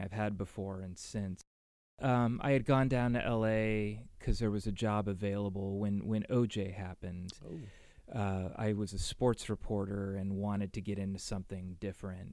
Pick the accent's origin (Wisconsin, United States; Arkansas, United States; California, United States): California, United States; Burlingame; now in San Francisco, United States; I grew up in Burlingame.